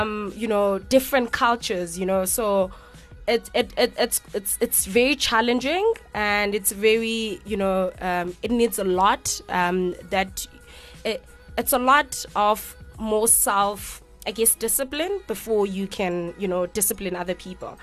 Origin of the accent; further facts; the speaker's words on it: Grahamstown, Eastern Cape, South Africa; moved away as an adult; I'm not from Cape Town. I'm from the Eastern Cape, Grahamstown